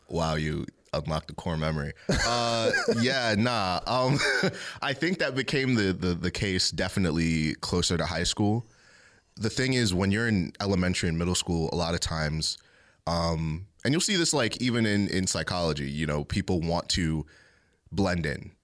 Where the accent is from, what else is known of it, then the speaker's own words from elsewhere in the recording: Ellicott City, Maryland, United States; also born or lived in Catonsville, Maryland / Baltimore, Maryland; I was born in Ellicott City, Maryland, um, and I've basically lived there my whole life